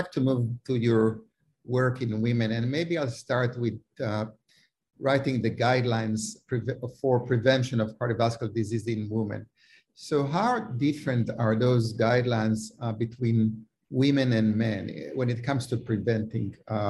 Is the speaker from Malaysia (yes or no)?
no; Israel; I came from Israel. I couldn't believe that there is a separate school.